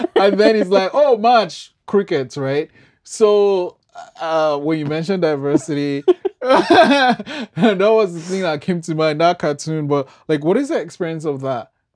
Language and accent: English; Nigeria; now in Canada; I'm from Nigeria